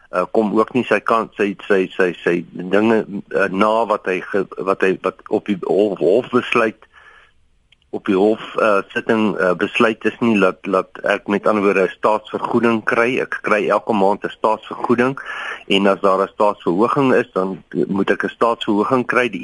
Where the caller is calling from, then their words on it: Kroonstad, Free State, South Africa; Ek is ook hier van Kroonstad.